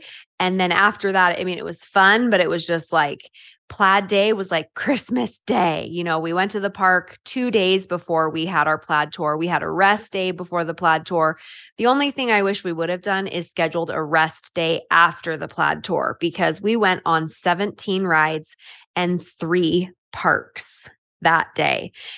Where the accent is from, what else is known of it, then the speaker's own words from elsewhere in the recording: California, United States; I grew up in California. So Disneyland was where we always went.